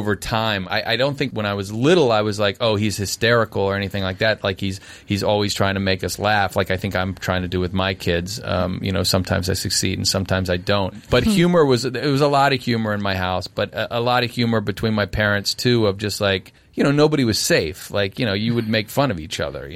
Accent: Arlington, Virginia, United States; I'm from Arlington, Virginia, right outside D.C.

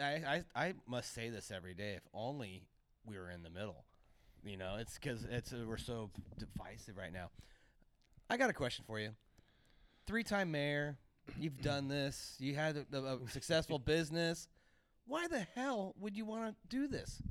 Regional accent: Santa Cruz, California, United States; when I was growing up in Santa Cruz, you could have a service oriented job

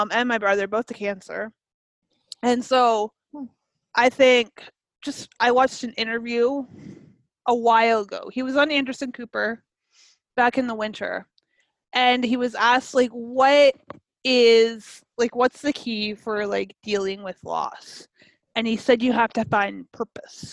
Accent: Canada; I'm Canadian.

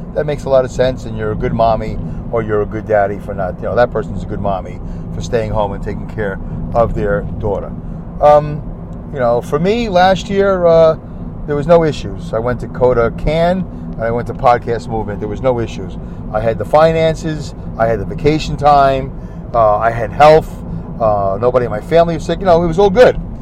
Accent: New York City, New York, United States; ever since I was a little boy growing up in Brooklyn.

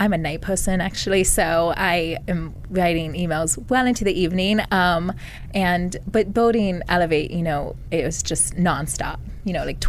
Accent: a small town in Virginia, United States; I'm originally from a small town in Virginia.

